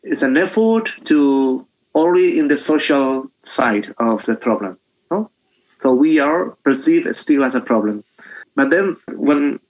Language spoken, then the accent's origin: English; Lebrija, Andalusia, Spain; English is a second language; also born or lived in Jerez; I'm a Gitano person because I'm recognized as a Gitano in Lebrija and Jerez.